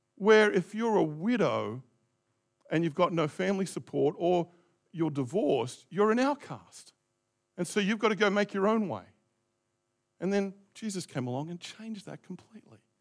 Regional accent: Australia; also born or lived in Christchurch, New Zealand; now in New Zealand; I was born there

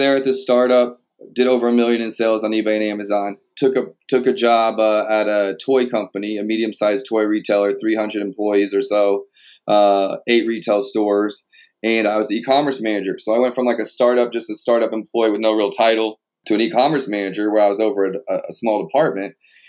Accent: Montreal, Quebec, Canada; born there; I was born in Montreal, Quebec. My parents were there learning French

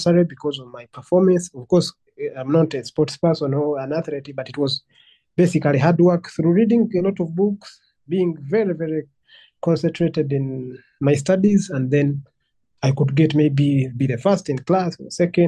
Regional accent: Entebbe, Central Region, Uganda; I'm a 28-year-old Ugandan. I was born and raised in Entebbe.

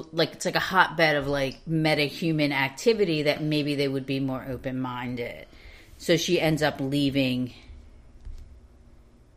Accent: Philadelphia, Pennsylvania, United States; we're from Philadelphia

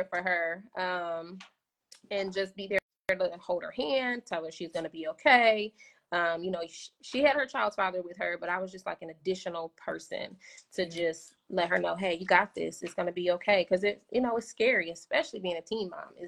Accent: Philadelphia, Pennsylvania, United States; now in Indianapolis, United States; I had went home to Philly. I'm originally from Philly

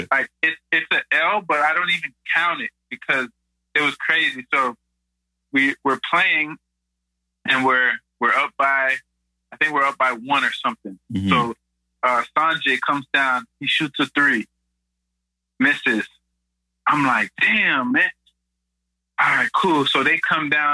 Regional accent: Toronto, Ontario, Canada; moved away as an adult; growing up in the Lawrence Heights Community Center

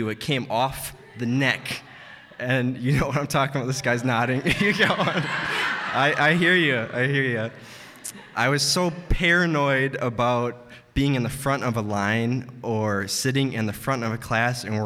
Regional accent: Green Bay, Wisconsin, United States; I'm from Green Bay

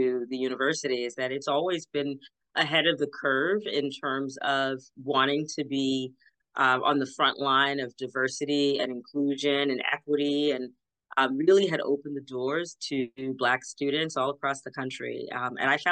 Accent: Boston, Massachusetts, United States; I'm born in Roxbury and have lived there for most of my life, so I'm definitely a Boston girl.

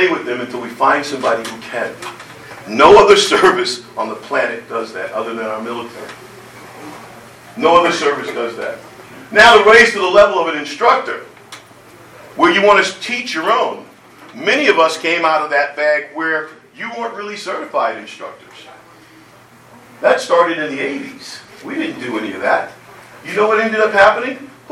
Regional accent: Jersey City, New Jersey, United States; I grew up in Jersey City, 1964.

